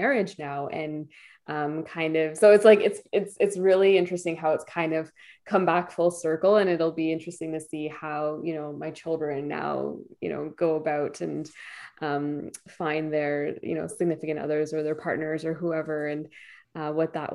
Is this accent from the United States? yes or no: no; Ottawa, Ontario, Canada; Born and raised in Ottawa here